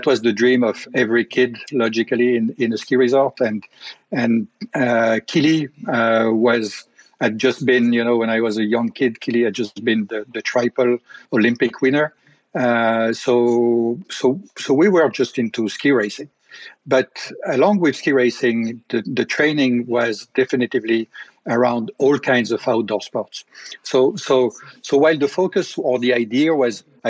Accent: Tignes, Auvergne-Rhône-Alpes, France; I grew up in a ski resort. And this ski resort is the resort of Tignes Val d'Isère. In the Alps

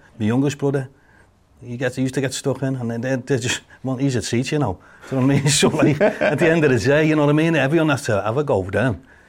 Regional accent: Kirkby, North West England, United Kingdom; I grew up in Kirby, and Kirby in the 70s, early 70s, there was gangs everywhere.

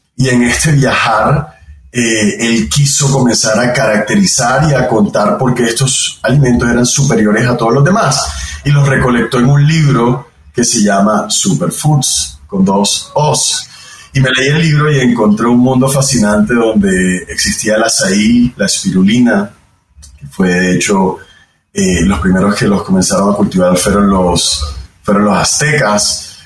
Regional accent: Barranquilla, Atlántico, Colombia; soy barranquillero, eh, de donde es toda mi familia en Colombia, una ciudad en la costa del país.

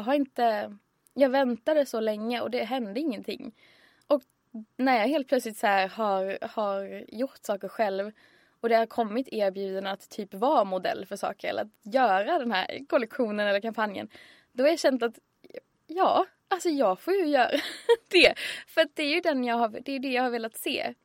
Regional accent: Örkelljunga, Skåne, Sweden; moved away as an adult; now in Stockholm, Sweden; Örkelljunga där jag kommer ifrån

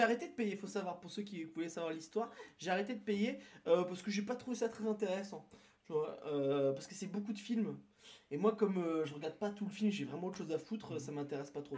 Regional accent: near Toulouse, Occitania, France; je suis né à côté, moi je suis né plus à Toulouse

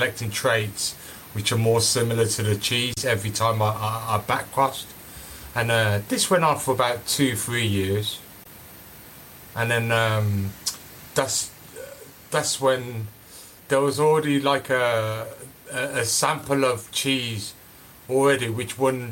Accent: Birmingham, West Midlands, United Kingdom; I was obviously born and raised in Birmingham.

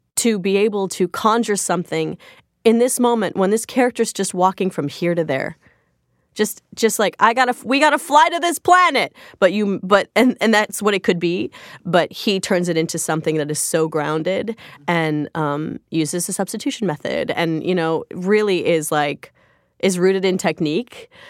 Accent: Joliet, Illinois, United States; I grew up in Joliet, Illinois

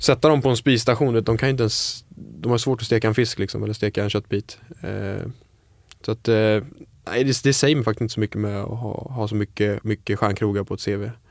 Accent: Falkenberg, Halland County, Sweden; moved away; also born or lived in Stockholm / Copenhagen; jag är kock, eh, började i ung ålder, jag är från Falkenberg

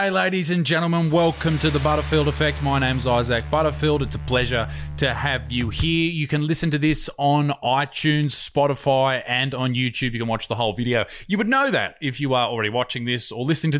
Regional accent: Newcastle, New South Wales, Australia; a place called Dudley, where I grew up in Newcastle here in Australia

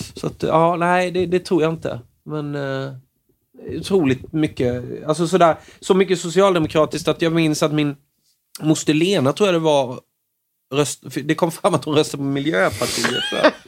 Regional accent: Småland, Sweden; som smålänning

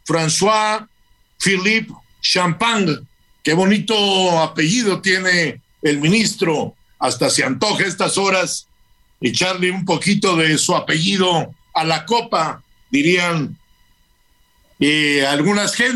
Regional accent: Mexico; no solo como personas, sino como mexicanos, que son un orgullo para todos los que somos connacionales

